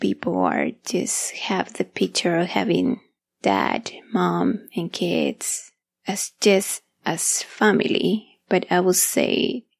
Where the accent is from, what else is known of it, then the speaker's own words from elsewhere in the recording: Mexico City, Mexico; moved away; I grew up back in Mexico City, and we always lived with my grandma